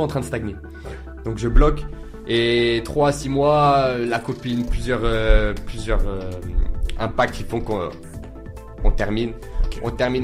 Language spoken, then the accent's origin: French; Nice, Provence-Alpes-Côte d'Azur, France; j'ai grandi à Nice avec ma mère seule